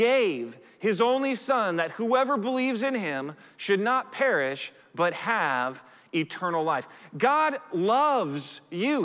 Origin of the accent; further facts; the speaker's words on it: United States; I'm a citizen of the United States of America simply because I was born in the United States of America